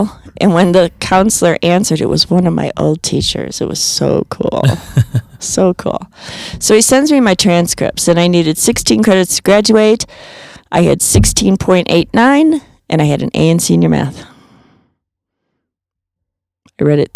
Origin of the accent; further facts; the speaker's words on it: Illinois, United States; also born or lived in Chicago; now in Colorado, United States; I'm from Illinois, and we went down to Shelbyville camping constantly and up to Wisconsin camping constantly